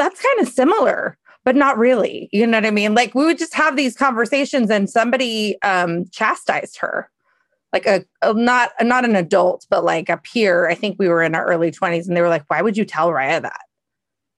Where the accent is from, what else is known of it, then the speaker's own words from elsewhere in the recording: Seattle, Washington, United States; I'm from Seattle